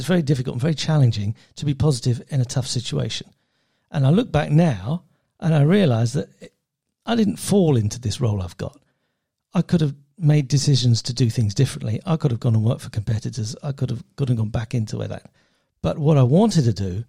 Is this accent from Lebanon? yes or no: no; United Kingdom; I was brought up just outside London with a white family, white parents, middle class.